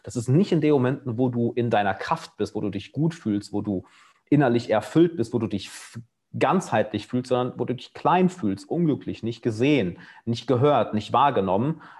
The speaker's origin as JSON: {"language": "German", "country": "Germany", "moved": "yes"}